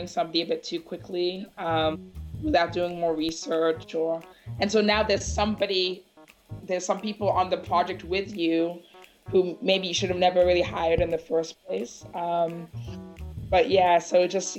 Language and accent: English; Ghana; also born or lived in Washington, D.C., United States; now in Accra, Ghana; I'm not from LA. I'm from Ghana